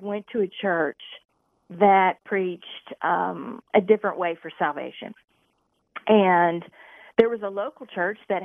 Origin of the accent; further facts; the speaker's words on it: Indianapolis, Indiana, United States; I was raised in Indianapolis area